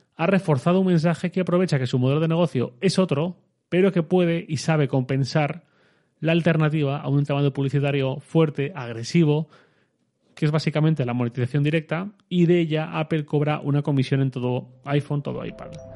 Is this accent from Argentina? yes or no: no; Torrent, Valencian Community, Spain; yo soy de Torrent, mi ciudad.